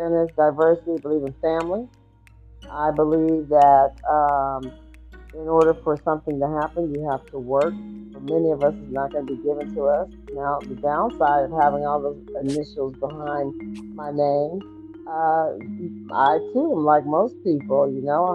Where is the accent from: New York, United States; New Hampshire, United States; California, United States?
California, United States; Oakland; now in Georgia, United States; I am from East Oakland, California